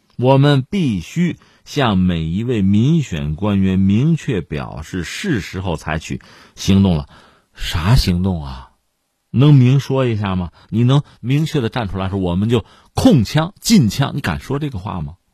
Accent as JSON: {"language": "Chinese", "country": "China", "said": "我们是中国人"}